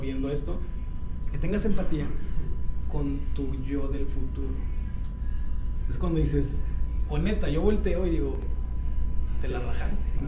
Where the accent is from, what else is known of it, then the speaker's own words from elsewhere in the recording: Mexico; como mexicano